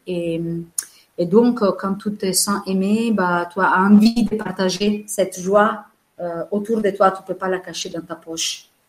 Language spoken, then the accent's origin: French; Venice, Veneto, Italy; French is a second language; moved away as an adult; also born or lived in Manche, France; now in France; En tant qu'Italienne